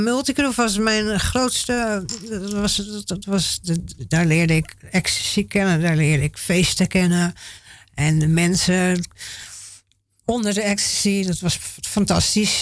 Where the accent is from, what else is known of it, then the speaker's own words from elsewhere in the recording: Haarlem, North Holland, Netherlands; ik ben geboren in Haarlem